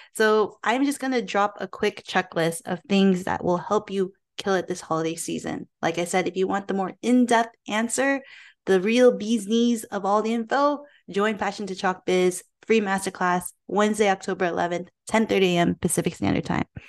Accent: Philippines; me being Filipino myself

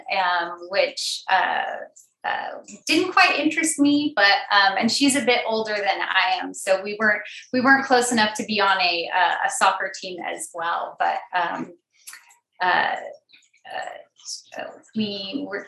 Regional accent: Sacramento, California, United States; I am born and raised in Sacramento, California

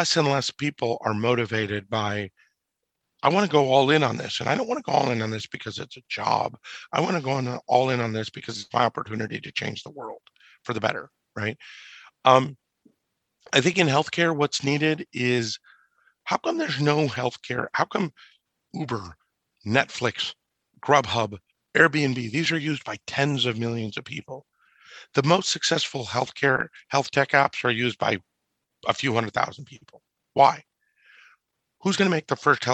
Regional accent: Orange County, California, United States; I grew up in Orange County, California

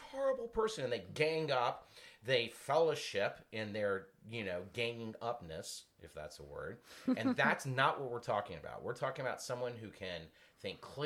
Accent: Virginia, United States; I had to use the word ain't because I'm from the South, from Virginia

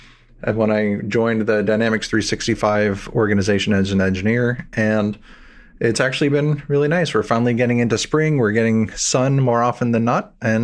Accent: New Jersey, United States; also born or lived in New York City / Washington, D.C. / Seattle; I was originally born in New York City. I grew up in New Jersey, up and down the East Coast. But mainly I've been in New York, Washington, D.C., and then Seattle.

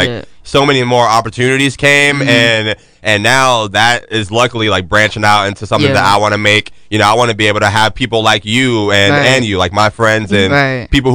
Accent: Jacksonville, Florida, United States; we're all from Duval, from Jacksonville

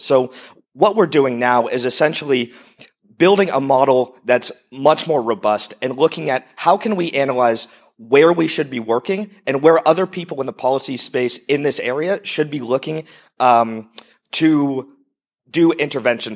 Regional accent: United States; moved away as an adult; also born or lived in Europe / Estonia; I'm originally an entrepreneur from the U S, if you haven't figured out from my accent.

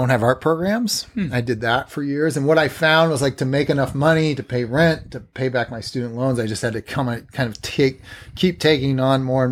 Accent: Portland, Oregon, United States; moved away as an adult; also born or lived in Massachusetts; now in Brooklyn, United States; I'm from Massachusetts, grew up mostly in Portland, Oregon.

